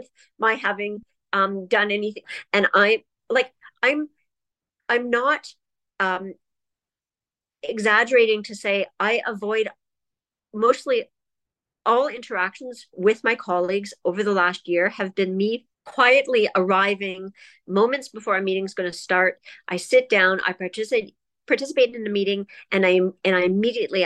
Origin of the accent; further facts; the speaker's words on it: Toronto, Ontario, Canada; now in Ottawa, Canada; I grew up in Toronto, and I'm 49 years old